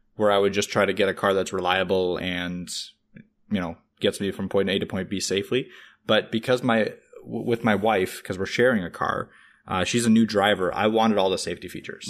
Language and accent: English; Russia; now in Canada; I'm from Russia